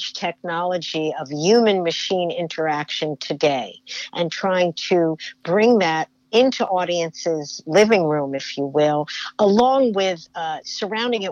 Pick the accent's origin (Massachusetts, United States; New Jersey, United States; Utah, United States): New Jersey, United States; when I was growing up in New Jersey